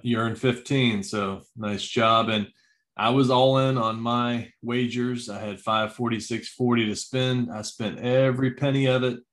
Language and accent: English; the South, United States; us down here growing up in the South